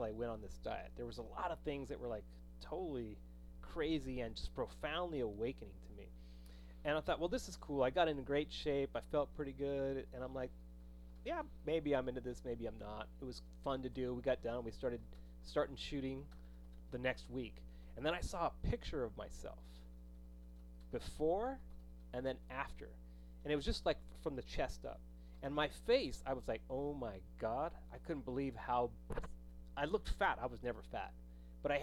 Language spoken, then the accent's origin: English; New Mexico, United States; I grew up in New Mexico